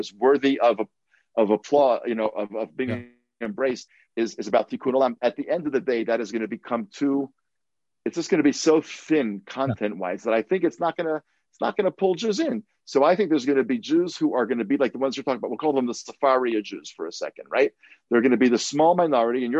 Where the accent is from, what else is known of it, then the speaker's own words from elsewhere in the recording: California, United States; We're from California